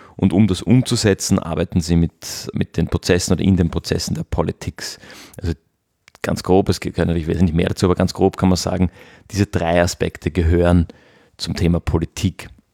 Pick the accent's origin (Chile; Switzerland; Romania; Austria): Austria; bei uns in Österreich